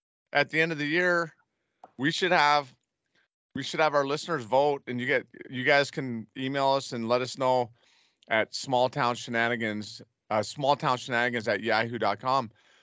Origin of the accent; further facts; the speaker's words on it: Cut Bank, Montana, United States; we grew up in Cutbank